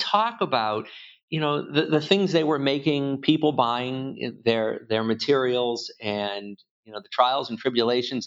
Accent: Worcester, Massachusetts, United States; also born or lived in Boston, Massachusetts; I was born in Worcester and I live just outside of Boston. So I haven't made it very far, about 40 miles in 53 years

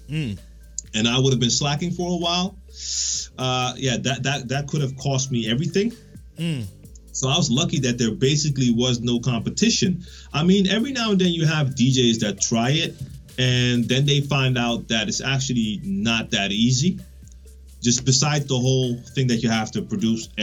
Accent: Netherlands; English is a second language; I'm from the Netherlands

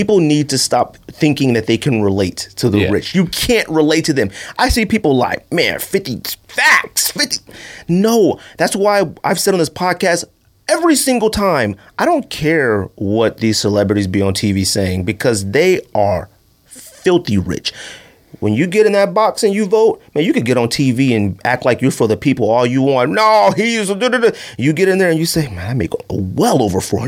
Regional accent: California, United States; also born or lived in Phoenix, Arizona; we're from California. I'm Southside Phoenix

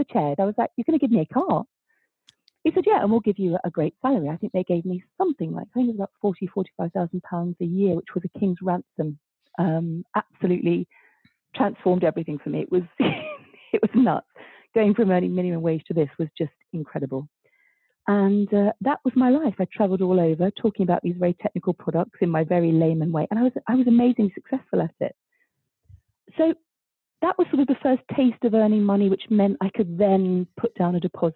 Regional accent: London, United Kingdom; I was born in Stepney and my grandparents were, you know, dockers, East End stock through and through

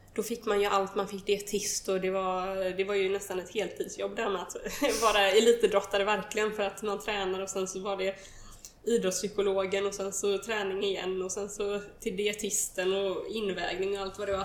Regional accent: countryside outside Gothenburg, Västra Götaland, Sweden; Jag är uppvuxen på landet utanför Göteborg

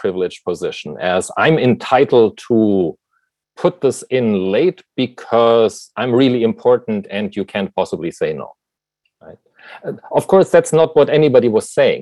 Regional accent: Germany; moved away; as you can tell probably from my accent, you know, I was born in Germany

